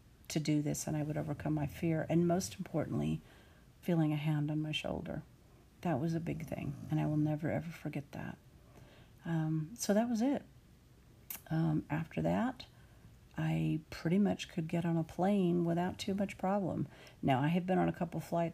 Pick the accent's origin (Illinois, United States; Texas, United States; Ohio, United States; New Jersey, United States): Texas, United States; Austin; now in Dallas, United States; I grew up in and around Austin